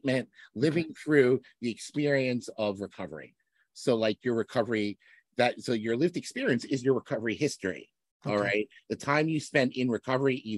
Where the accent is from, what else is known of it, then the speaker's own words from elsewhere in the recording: Hartsdale, New York, United States; also born or lived in Binghamton, New York; I grew up in New York. I grew up in Westchester County in Hartsdale, went to Ardsley Schools